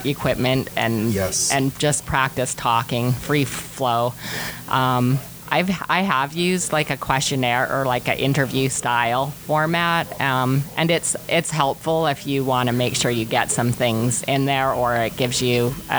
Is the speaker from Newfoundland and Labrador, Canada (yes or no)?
no; Rossland, British Columbia, Canada; also born or lived in Revelstoke; now in Castlegar, Canada; I live in Castlegar, but I'm really from Roslyn